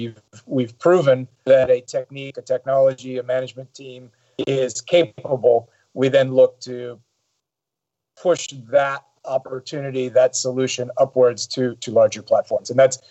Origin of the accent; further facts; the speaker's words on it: Saudi Arabia; also born or lived in Europe / Middle East; I probably have a slightly unique perspective for an American. I grew up in Saudi Arabia, spent about half of my early life living in Europe, in the Middle East.